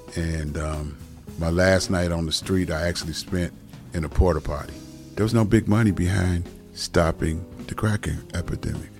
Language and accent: English; Cleveland, Ohio, United States; I'm a Cleveland native